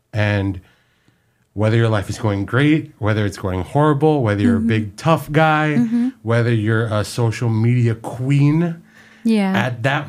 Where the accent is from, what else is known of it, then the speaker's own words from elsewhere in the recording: Philippines; And we're all Filipino.